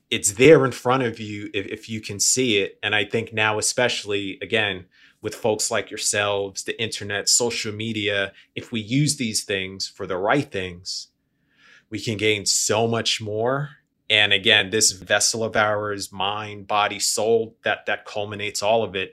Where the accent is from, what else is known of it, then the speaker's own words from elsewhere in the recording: New York, United States; moved away; I'm from New York originally. I grew up, we had bodegas on the corner